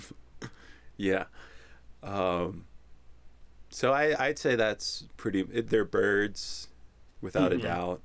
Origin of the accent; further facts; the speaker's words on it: right outside of Philadelphia, Pennsylvania, United States; I am from Pennsylvania, as you're aware, right outside of Philadelphia